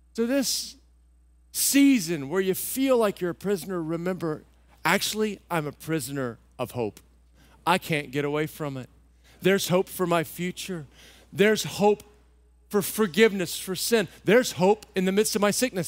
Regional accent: Texas, United States; moved away; I grew up in Texas

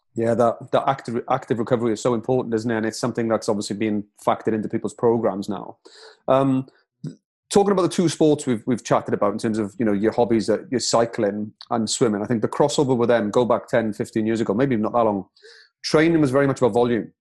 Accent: Wales, United Kingdom; being a proud Welshman myself

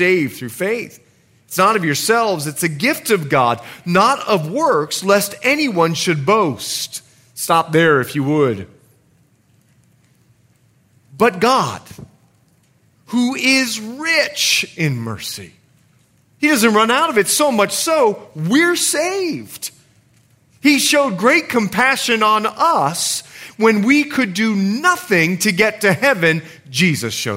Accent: Bahamas; moved away as an adult; also born or lived in Montana; I'm from the Bahamas.

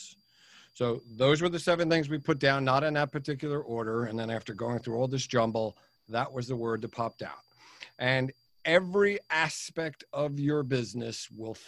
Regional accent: United States; also born or lived in New York; now in New Jersey, United States; I'm an American. I live in New Jersey, although I consider myself a New Yorker, having lived there for 30 years.

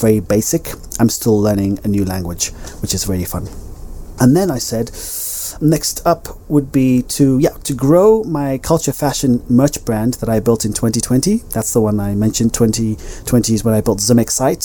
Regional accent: Zimbabwe; moved away; also born or lived in Ibiza, Spain; my childhood self growing up in Zimbabwe

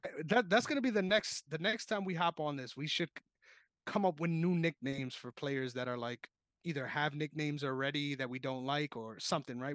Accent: New York, United States; my hometown, my beloved New York

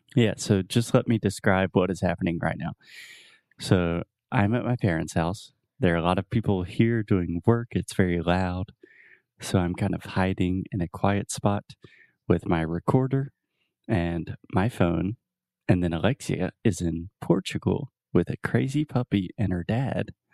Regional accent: Texas, United States

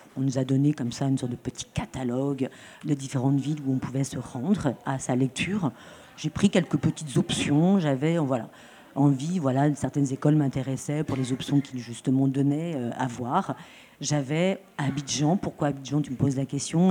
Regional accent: Troyes, Grand Est, France; now in Marseille, France; je viens de Troyes, à côté de Troyes. Ça, véritablement, c'est mon origine.

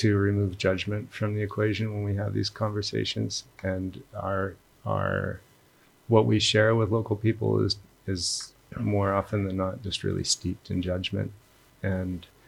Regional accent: Alberta, Canada; now in Bali, Indonesia; We're both from Canada, and we were remembering, actually, we grew up in the same province

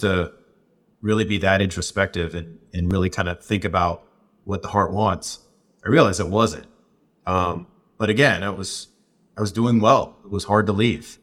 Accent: Southwest, United States; where I grew up in the Southwest

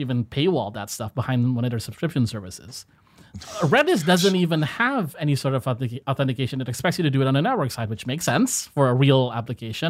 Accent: Indonesia; So, Indonesia, a, as a people, we are mo-, we are not very outspoken

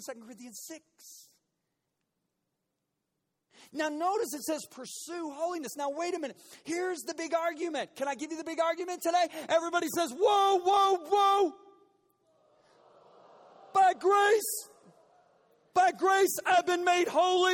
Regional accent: United States; In my 56 years of being an American

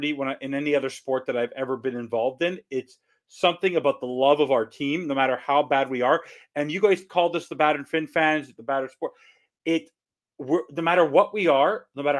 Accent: Montreal, Quebec, Canada; I'm from Montreal. I'm from Canada.

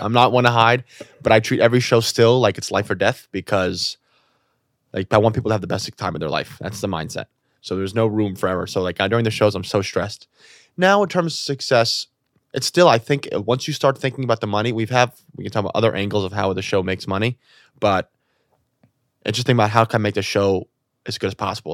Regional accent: New York City, New York, United States; I'm born and raised in New York City

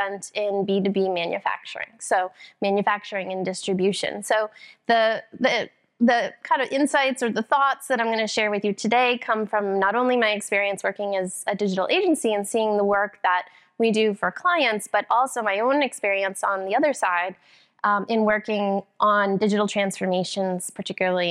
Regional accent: Boston, Massachusetts, United States; I'm actually from Boston, the Boston area, just a few miles north.

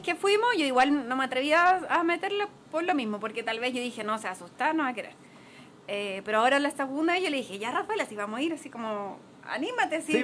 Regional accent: Chile; venimos de Chile

